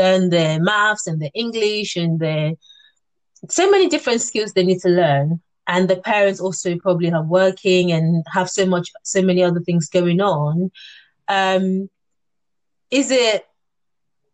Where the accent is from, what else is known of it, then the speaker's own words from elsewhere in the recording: Nigeria; now in United Kingdom; growing up in Nigeria